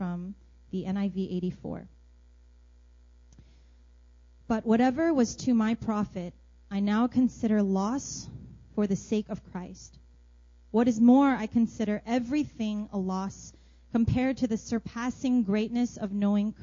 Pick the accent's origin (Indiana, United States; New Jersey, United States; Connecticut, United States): New Jersey, United States; moved away as an adult; also born or lived in Brooklyn, New York / North Carolina; now in Seoul, South Korea; And then I grew up in New Jersey